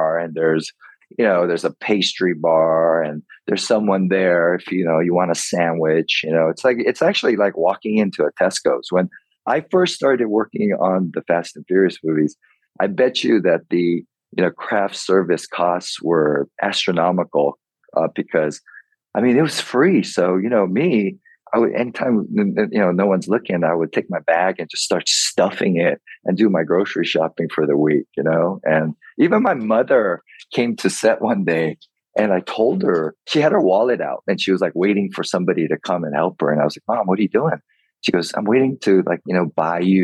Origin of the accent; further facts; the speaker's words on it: United States; I grew up in America